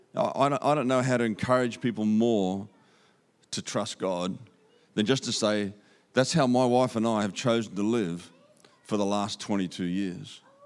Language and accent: English; Australia; accent: Aussie; You can understand my Aussie accent.